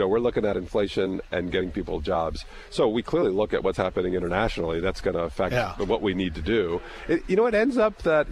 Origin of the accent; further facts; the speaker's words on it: Minneapolis, Minnesota, United States; I'm from Minneapolis